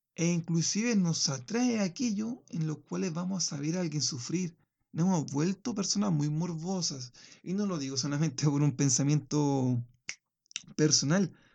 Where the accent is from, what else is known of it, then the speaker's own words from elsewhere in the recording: Chile; en el caso chileno, mi, nación